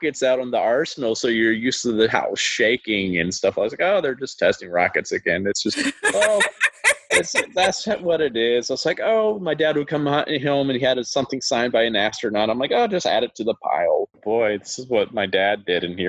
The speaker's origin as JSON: {"language": "English", "town": "Huntsville", "region": "Alabama", "country": "United States", "tie": "born or raised there", "said": "my hometown of Huntsville, Alabama"}